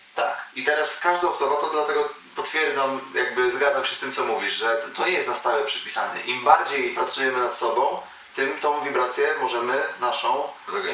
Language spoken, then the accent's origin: Polish; Bytom, Silesian Voivodeship, Poland; now in Wrocław, Poland; ja jestem z Bytomia, mieszkam w Wrocławiu